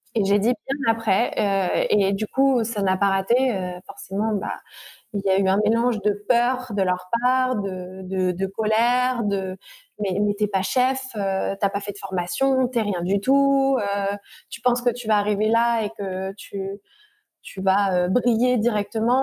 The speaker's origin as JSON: {"language": "French", "region": "Normandy", "country": "France", "tie": "born or raised there", "said": "je suis née en Normandie"}